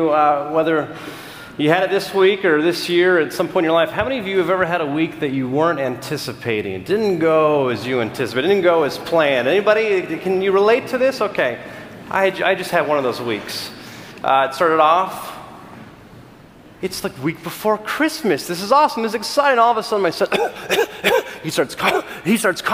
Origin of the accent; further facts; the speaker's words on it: California, United States; I'm from California